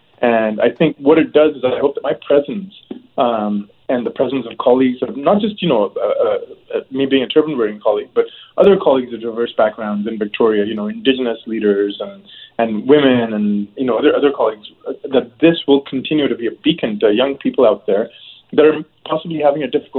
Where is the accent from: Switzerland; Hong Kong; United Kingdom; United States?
Hong Kong; now in Canada; I immigrated from Hong Kong in 1989 with my family, and I was ecstatic. I hadn't, you know, Hong Kong was under British rule at that time, so there was no real elected government.